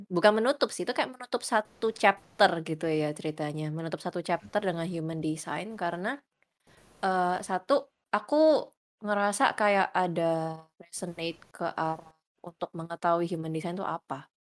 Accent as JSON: {"language": "Indonesian", "town": "Surabaya", "region": "East Java", "country": "Indonesia", "said": "Uh, aku dari Surabaya. Usianya 25 tahun sekarang."}